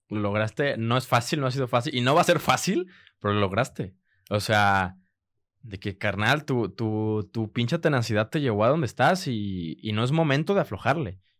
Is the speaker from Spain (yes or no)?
no; Guadalajara, Jalisco, Mexico; accent: mix of regio, chilango and tapatío; en el tema de acentos sí soy una mezcla entre regio, entre chilango y y pues tapatío, que según yo no tenemos acento, pero la gente dice que sí tenemos acento.